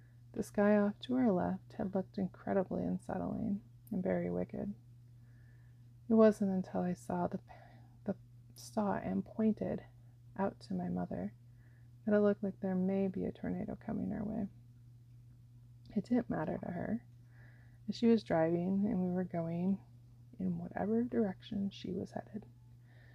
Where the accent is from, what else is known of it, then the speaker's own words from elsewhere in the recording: Iowa and Wisconsin, United States; moved away; I grew up in Iowa and Wisconsin